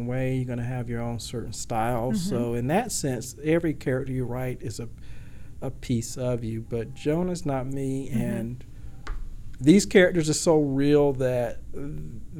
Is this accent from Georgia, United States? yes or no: yes; Georgia, United States; now in Washington, D.C. metro area, United States; I am from Georgia, as I said, and so I came here to the Washington, D.C. metro area.